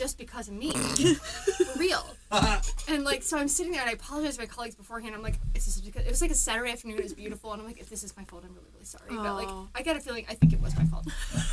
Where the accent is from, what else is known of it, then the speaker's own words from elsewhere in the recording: Centerville, Ohio, United States; I grew up in Centerville, which is a suburb of Dayton